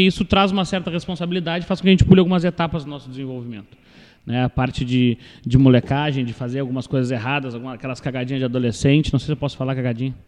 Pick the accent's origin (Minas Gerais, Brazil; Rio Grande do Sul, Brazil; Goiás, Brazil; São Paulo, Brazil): Rio Grande do Sul, Brazil; Pelotas; nasci em Pelotas, cresci aqui, me desenvolvi